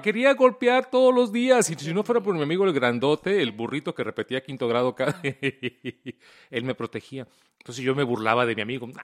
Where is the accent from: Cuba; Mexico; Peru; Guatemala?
Mexico; moved away; yo crecí en México